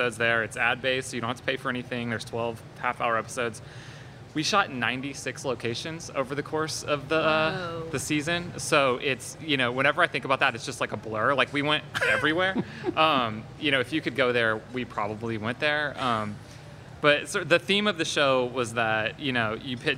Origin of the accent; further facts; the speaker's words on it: Lake Charles, Louisiana, United States; moved away as an adult; also born or lived in San Francisco, California; now in New Orleans, United States; I grew up in Lake Charles